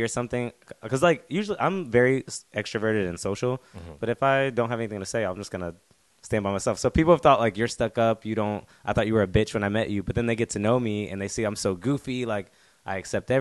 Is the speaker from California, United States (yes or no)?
no; North Carolina, United States; now in South Korea; I'm from North Carolina